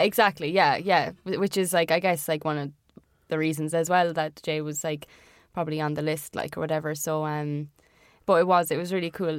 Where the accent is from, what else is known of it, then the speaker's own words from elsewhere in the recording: Ireland; accent: Irish; for being Irish